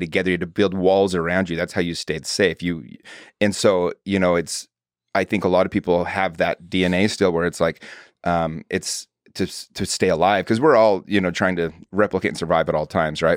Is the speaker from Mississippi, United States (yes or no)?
no; Utah, United States; I grew up in Utah